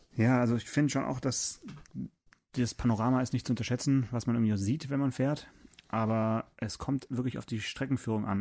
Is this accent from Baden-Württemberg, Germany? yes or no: yes; Swabia, Baden-Württemberg, Germany; ich bin ja Schwabe